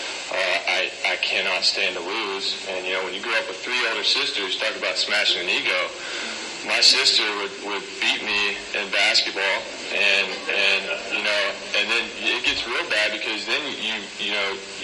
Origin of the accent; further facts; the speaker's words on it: Kentucky, United States; now in Encinitas, United States; I'm originally from Kentucky. I was raised with three older sisters in a house